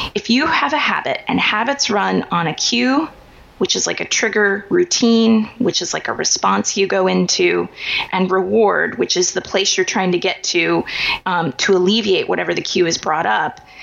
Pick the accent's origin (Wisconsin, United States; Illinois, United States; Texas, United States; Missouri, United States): Missouri, United States; Kansas City; I grew up in Kansas City, Missouri